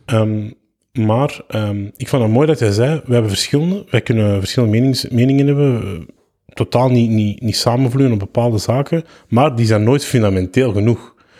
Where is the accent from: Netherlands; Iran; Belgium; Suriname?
Belgium; Antwerp, Flanders; also born or lived in Kempen; ik ben van Antwerpen.